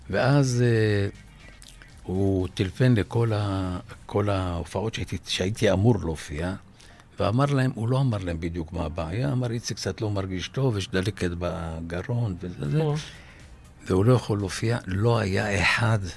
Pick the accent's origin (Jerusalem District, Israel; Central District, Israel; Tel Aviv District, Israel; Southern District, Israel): Jerusalem District, Israel; Jerusalem; ואני כירושלמי לא רציתי ש... לצער אנשים